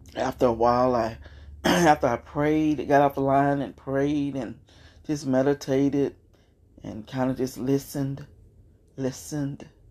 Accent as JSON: {"language": "English", "town": "Beaumont", "region": "Texas", "country": "United States", "tie": "born or raised there", "said": "Beaumont, Texas, my hometown"}